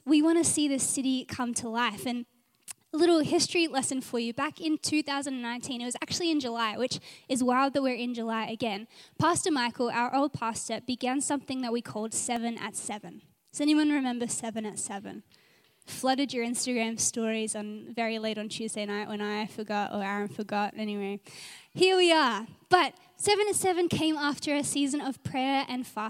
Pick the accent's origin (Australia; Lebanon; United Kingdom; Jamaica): Australia; Adelaide, South Australia; also born or lived in Gold Coast, Australia; now in Brisbane, Australia; I'm from Adelaide and it was always nice to just pray for home